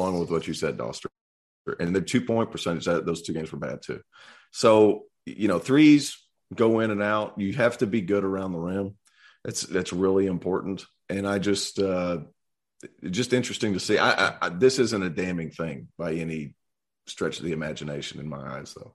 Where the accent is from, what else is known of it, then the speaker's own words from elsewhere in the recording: East Tennessee, United States; I'm from, I'm from East Tennessee